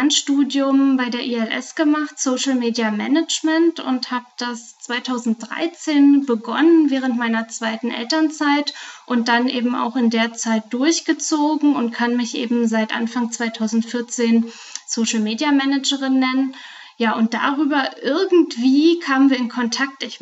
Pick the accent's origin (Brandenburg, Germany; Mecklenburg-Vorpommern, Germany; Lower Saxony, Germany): Brandenburg, Germany; now in Frankfurt am Main, Germany; Und ja, ganz ursprünglich komme ich äh, ganz aus der Nähe von Potsdam und habe in Berlin internationale BWL studiert